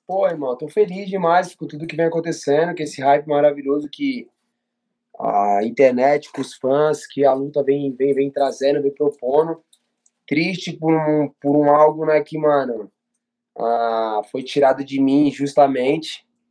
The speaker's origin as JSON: {"language": "Portuguese", "country": "Brazil", "said": "Nós que somos brasileiros"}